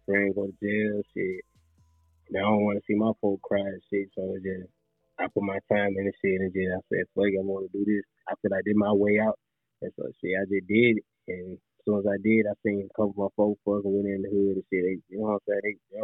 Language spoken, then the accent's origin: English; Birmingham, Alabama, United States; I grew up and born and raised in Birmingham.